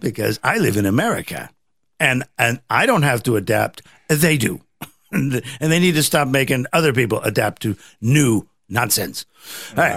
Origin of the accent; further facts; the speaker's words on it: Midwest, United States; I'm from the Midwest